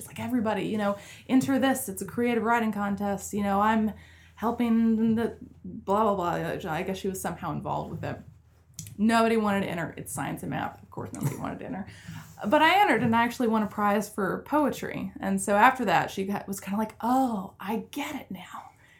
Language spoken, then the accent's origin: English; Charlotte, North Carolina, United States; Like, you're not from North Carolina. I'm like, oh, but I was born and raised in Charlotte. You know, they didn't believe me.